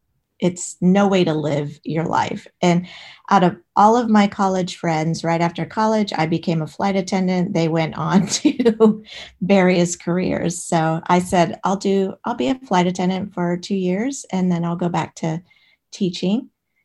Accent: Alexandria, Virginia, United States; I grew up in Alexandria, Virginia. So right outside of DC.

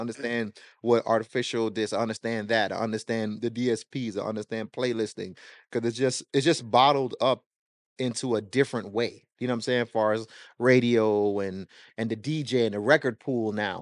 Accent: Miami, Florida, United States; born or raised there; also born or lived in Jamaica

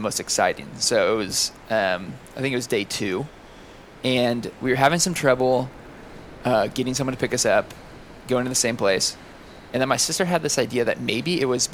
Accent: the Bay Area, California, United States; moved away; we're originally from California. We're originally from the Bay Area, just north of San Francisco in the wine country

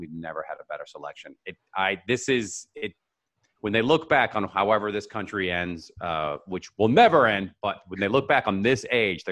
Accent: Seattle, Washington, United States; Red Hook up in Seattle, my hometown

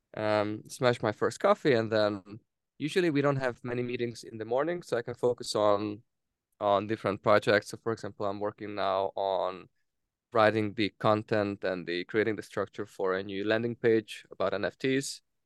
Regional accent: Hungary; moved away as an adult; also born or lived in Denmark; born in, in Hungary, and I, I went to Denmark first to, to study my or to study

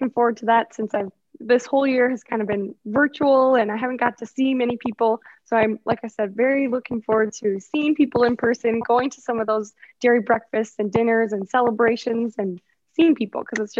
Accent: Chippewa Falls, Wisconsin, United States; So I grew up in Chippewa Falls, Wisconsin on a dairy farm where today we milk about 120 cows with two robotic milking units.

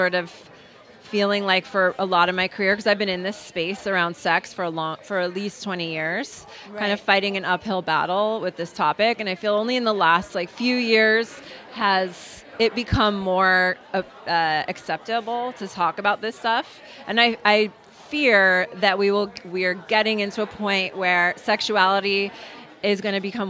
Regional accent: Los Angeles, California, United States; since I grew up in Hollywood and my family's in the movie business, that I had to, as a native Angeleno

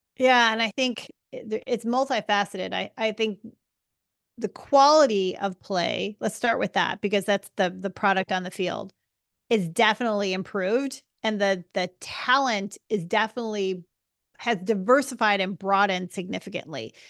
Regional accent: United States; as an American

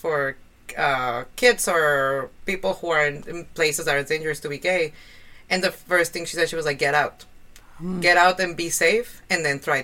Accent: Mexico; English is a second language; moved away as an adult; now in Canada; being gay in my hometown

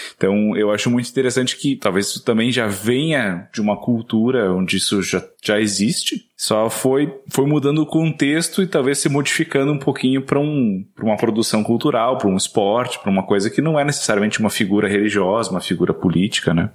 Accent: Rio Grande do Sul, Brazil; moved away

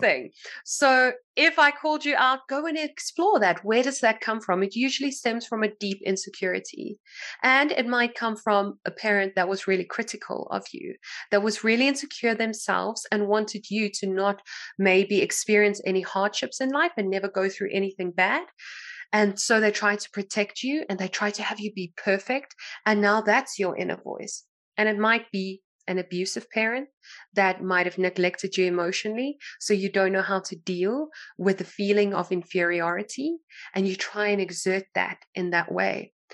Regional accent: South Africa; I'm from South Africa

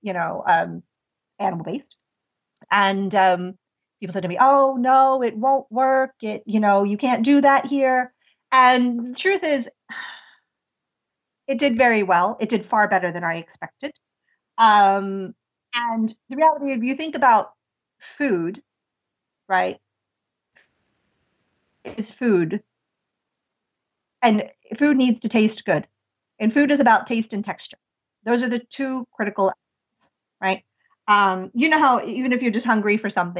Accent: near Pittsburgh, Pennsylvania, United States; moved away as an adult; also born or lived in India; I had a cafe in the United States and near my hometown

